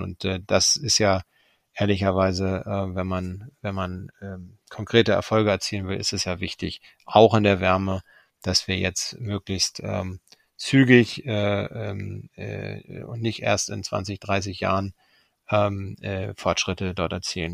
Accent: Germany; sind wir als Deutsche in besonderer Verantwortung

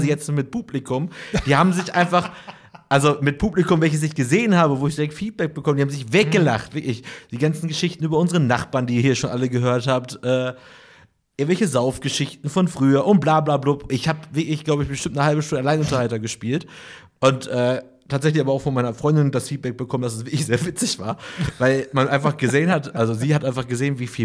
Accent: Germany; Nee, ich, man ist einfach ab und zu als Deutscher einfach gar nicht bedient worden, während ich einfach.

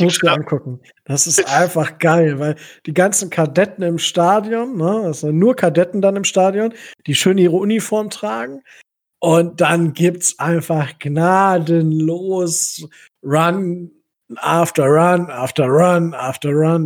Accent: Kalkriese, Lower Saxony, Germany; ich komme ja aus Kalkrise, also für die Leute, die es kennen, äh, bei Osnabrück

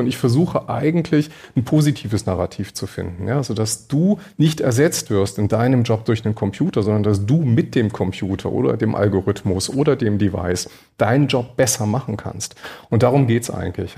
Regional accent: Berlin, Germany; Ich komme ja aus Berlin

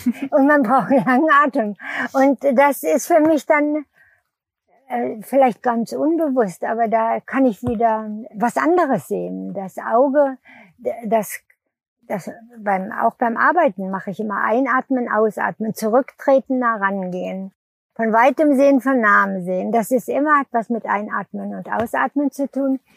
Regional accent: Lüneburg Heath, Lower Saxony, Germany; bin ich auf dem Bauernhof, wo die Eltern hingeflüchtet sind, groß geworden in der Lüneburger Heide

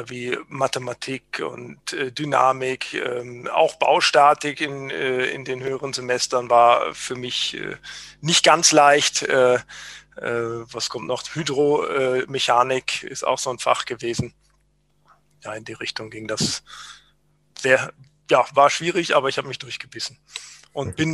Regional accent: Bonn, North Rhine-Westphalia, Germany; also born or lived in Aachen / Düsseldorf; Die ersten drei Jahrzehnte meines Lebens habe ich äh, im Rheinland äh, gewohnt oder meinen Wohnort gehabt. Ich bin in Bonn geboren, habe in Aachen studiert und dann die ersten Jahre als Bauingenieur in Düsseldorf gearbeitet in einem Planungsbüro.

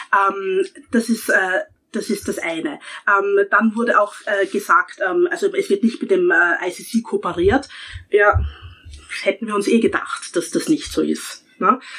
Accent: Austria; ich als Österreicher

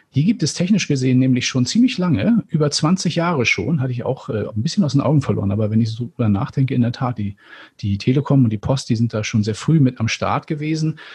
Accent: Northern Germany, Germany; als Norddeutscher

